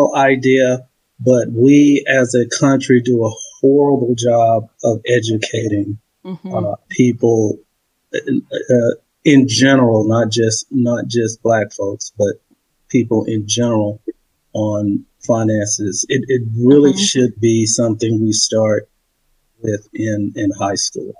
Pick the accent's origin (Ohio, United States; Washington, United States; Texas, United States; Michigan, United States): Texas, United States; Dallas; also born or lived in Kansas City / Frisco, Texas; now in Houston, United States; I was born and raised in Dallas, in the Pinks